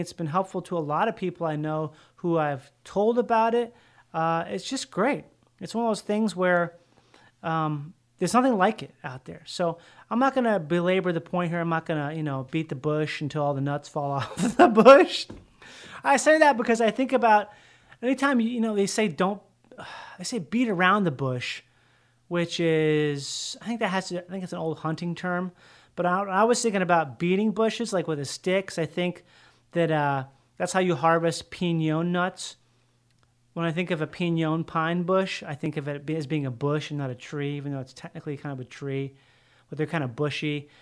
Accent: Rochester, Minnesota, United States; I grew up in Minnesota where there's all these doctors and stuff in Rochester, Minnesota

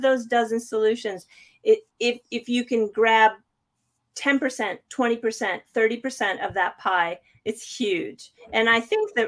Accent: United States; moved away as an adult; I am still an American citizen. I just happen to live out of the country. Yeah, I've been out of the U.S. For a little over 20 years

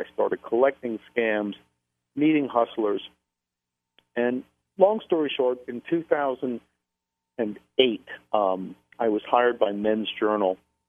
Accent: the New York area, United States; I'm from the New York area

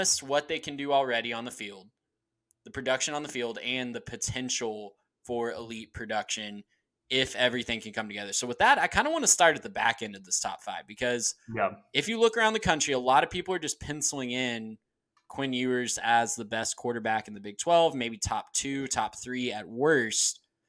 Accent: Texas, United States; we had the luxury of growing up in Texas

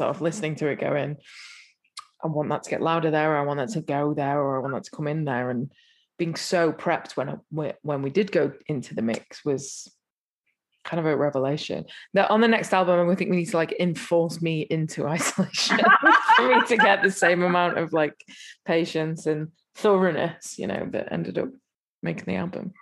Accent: England, United Kingdom; I'm English

